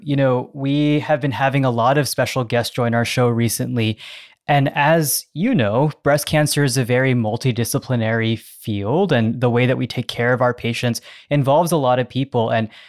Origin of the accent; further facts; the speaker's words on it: New York area, United States; moved away; also born or lived in Philadelphia; I lived in and around Philadelphia and did residency there as well. So I'm from the New York area originally